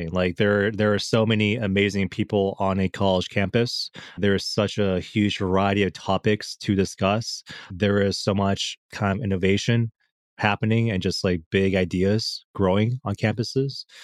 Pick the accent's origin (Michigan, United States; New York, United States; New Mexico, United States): Michigan, United States; I'm from Michigan